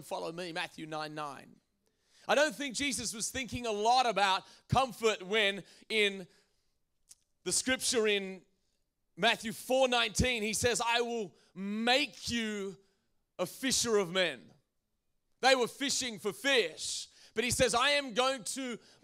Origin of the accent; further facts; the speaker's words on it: Australia; now in United States; I come from Australia